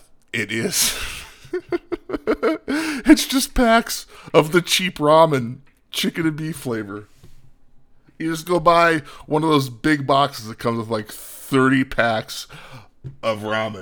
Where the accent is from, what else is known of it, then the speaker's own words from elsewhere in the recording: Midwest, United States; It's like, Jesus Christ, I'm from the Midwest.